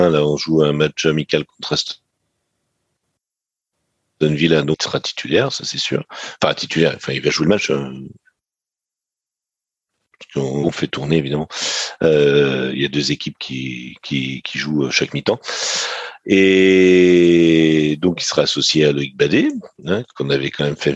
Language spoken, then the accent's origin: French; Rennes, Brittany, France; je peux dire maintenant en tant que Rennais